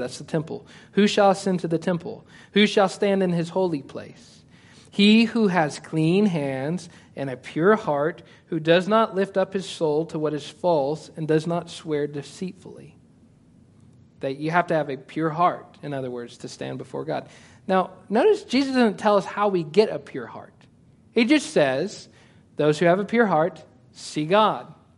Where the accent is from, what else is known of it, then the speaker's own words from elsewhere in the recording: United States; I'm American.